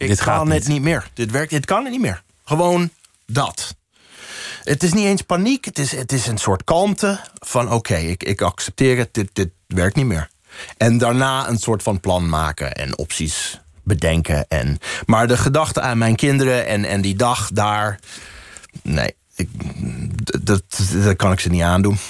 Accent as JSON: {"language": "Dutch", "town": "Boston", "region": "Massachusetts", "country": "United States", "also_born_or_lived": "New Hampshire / Colorado", "second_language": "Dutch", "moved": "as an adult", "lives_now": "Netherlands", "said": "Ik kom uit Boston"}